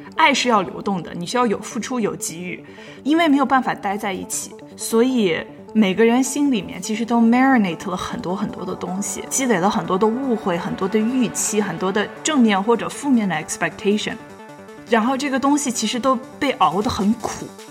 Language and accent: Chinese; Shanxi, China; accent: northern; now in New York, United States; 我是一个北方人，大家可以从我的口音里面非常明显地听出来，我是一个不能在北方的北方人。我出生在山西，然后我从小就在山西长大，然后大部分的人生中的朋友也都是北方人